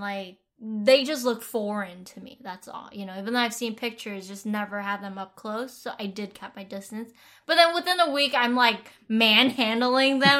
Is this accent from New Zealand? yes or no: no; Vietnam; moved away; I grew up in Vietnam